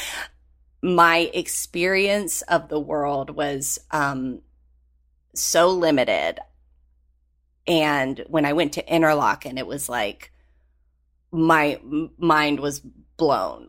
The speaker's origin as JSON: {"language": "English", "town": "Galax", "region": "Virginia", "country": "United States", "tie": "born or raised there", "moved": "yes", "said": "I grew up in Gaylax, Virginia"}